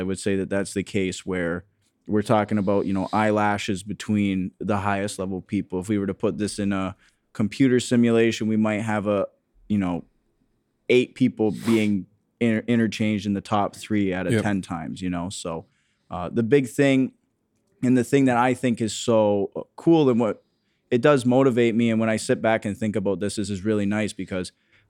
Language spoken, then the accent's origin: English; Harrow, Ontario, Canada; Just outside of Windsor, yeah. I grew up in Harrow, Ontario, so very small town.